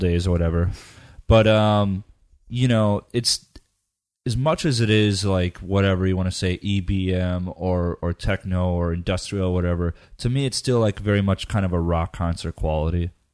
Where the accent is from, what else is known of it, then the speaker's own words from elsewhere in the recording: Midwest, United States; I grew up in the Midwest